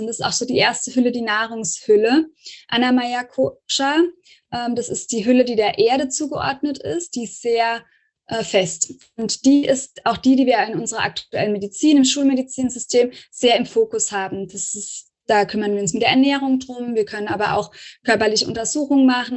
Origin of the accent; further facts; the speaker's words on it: Rhineland-Palatinate, Germany; ich komme ja so aus der Pfalz, vom Pfälzischen her